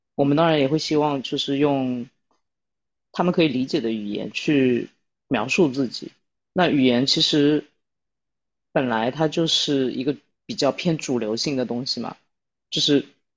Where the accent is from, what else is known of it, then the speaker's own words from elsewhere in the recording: China; 我们作为中国人